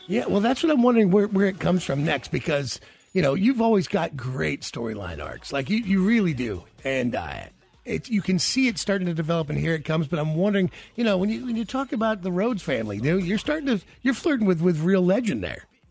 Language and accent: English; Kansas City, United States; when we were growing up in Kansas City